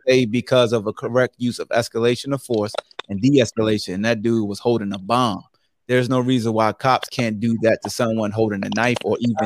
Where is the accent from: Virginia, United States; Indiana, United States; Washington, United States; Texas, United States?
Virginia, United States; Newport News; I'm from Bad News, Hampton, Virginia.